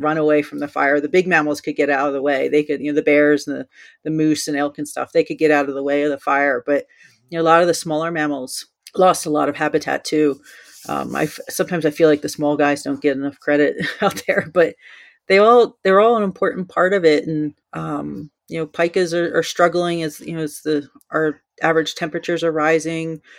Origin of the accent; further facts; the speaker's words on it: New Jersey, United States; moved away as an adult; now in Colorado, United States; I grew up in New Jersey